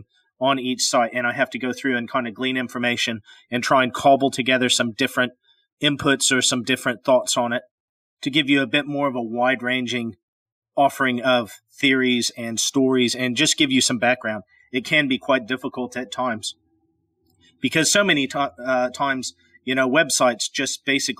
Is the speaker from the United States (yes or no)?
yes; Pacific Northwest, United States; moved away; I'm originally from the Pacific Northwest